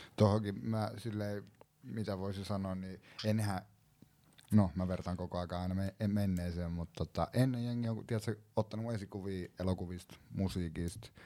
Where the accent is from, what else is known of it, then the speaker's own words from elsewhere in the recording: Vantaa, Uusimaa, Finland; mä oon kasvanut Koiviksessa